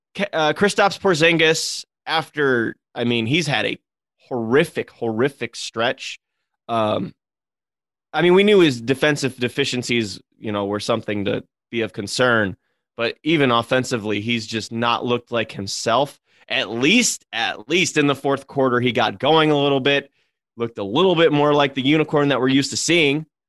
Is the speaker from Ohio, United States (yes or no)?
yes; Cleveland, Ohio, United States; I'm in Cleveland. I've said it before on this podcast, like, every podcast, because I don't shut up about my hometown.